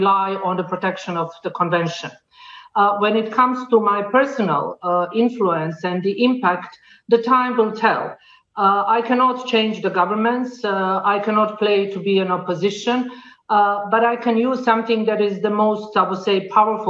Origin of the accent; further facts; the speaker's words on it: Sarajevo, Bosnia & Herzegovina; I come from Sarajevo, from Bosnia and Herzegovina